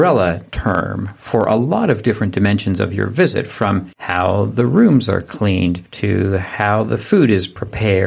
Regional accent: Canada; we're from Canada

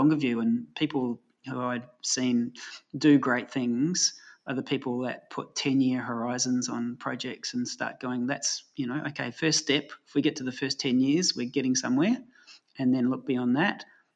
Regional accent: New Zealand; moved away as an adult; I grew up in New Zealand, and that would have never happened when I left, 30 years ago

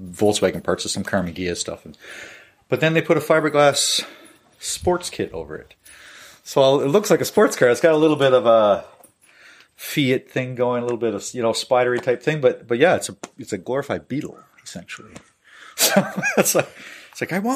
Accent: Newfoundland and Labrador, Canada; moved away; I'm from Newfoundland originally

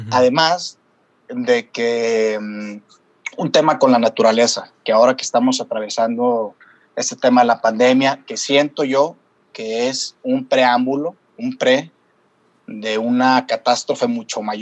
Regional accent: Torreón, Coahuila, Mexico; moved away as an adult; now in Guadalajara, Mexico; me tomó desde los 23 años, que yo me salí de la ciudad de Torreón para llegar a Guadalajara

